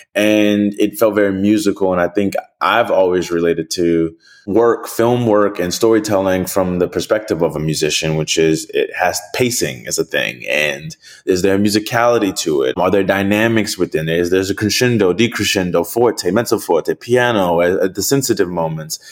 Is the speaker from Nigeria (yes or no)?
no; New Orleans, Louisiana, United States; I'm from New Orleans